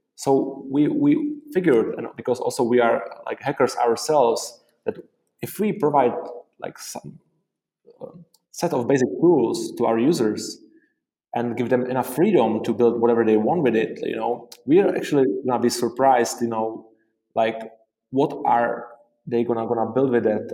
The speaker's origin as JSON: {"language": "English", "region": "Prague", "country": "Czechia", "also_born_or_lived": "Dublin, Ireland", "said": "I am from Prague, the Czech Republic"}